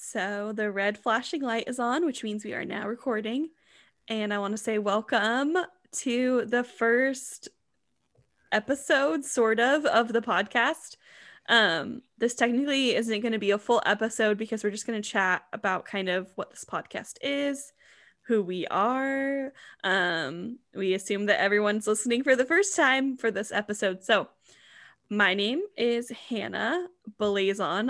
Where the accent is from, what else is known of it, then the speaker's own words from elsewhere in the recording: Washington, United States; we are from Washington State